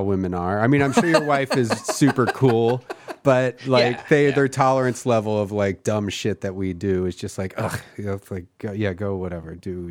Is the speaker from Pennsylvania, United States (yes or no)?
yes; Philadelphia, Pennsylvania, United States; moved away as an adult; also born or lived in Austin, Texas; now in Los Angeles, United States; I grew up in Philadelphia, and I haven't lived in. I haven't lived in a cold place since 97. I moved to Austin, Texas in 97, and then I moved here from Austin in Los Angeles.